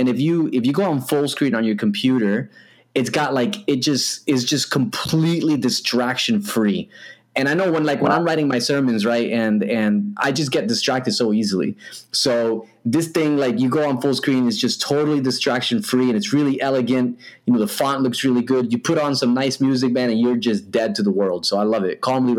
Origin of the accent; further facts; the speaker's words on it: New Jersey, United States; moved away as an adult; also born or lived in Western Australia; now in Australia; I'm not originally from here, as you can tell by my accent. I'm a Jersey boy through and through. But yeah, my wife is from here, so that's why I'm here, man.